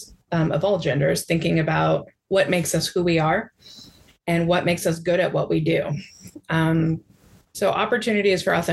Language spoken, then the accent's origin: English; Midwest, United States; I identify as a Midwesterner